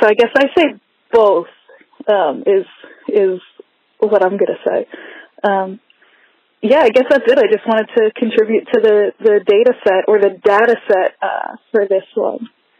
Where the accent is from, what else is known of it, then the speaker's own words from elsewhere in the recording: New Jersey, United States; I happen to be from South Jersey, and I don't say water, I say water, but I do say water ice and watermelon.